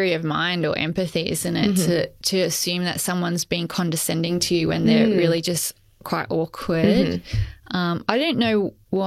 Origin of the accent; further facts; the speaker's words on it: Adelaide, South Australia, Australia; where I grew up in Adelaide